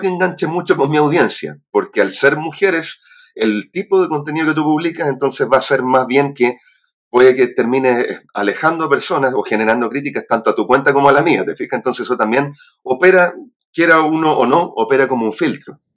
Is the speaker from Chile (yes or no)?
yes; Santiago, Santiago Metropolitan Region, Chile; also born or lived in Arica; nací en Arica, pero criado en Santiago